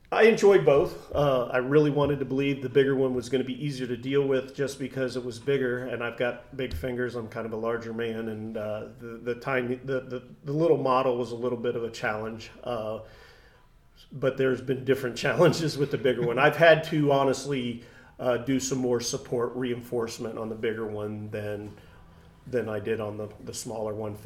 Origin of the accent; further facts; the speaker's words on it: Troy, Ohio, United States; moved away as an adult; being back in my hometown. And Troy is very, very art appreciative